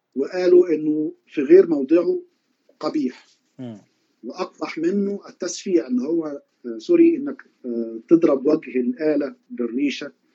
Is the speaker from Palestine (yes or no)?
no; Egypt; عندنا في مصر